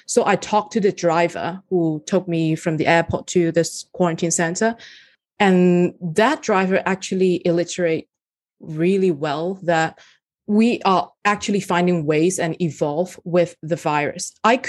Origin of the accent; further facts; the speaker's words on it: Hong Kong; now in Australia; Now that I came from Hong Kong to Australia, that is one of the things that I was pretty close-minded at first.